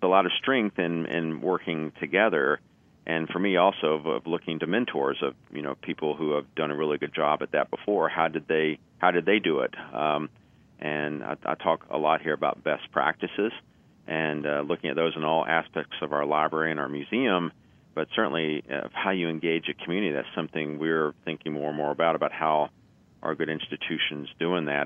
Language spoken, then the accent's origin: English; Kentucky, United States; moved away as an adult; I grew up in Kentucky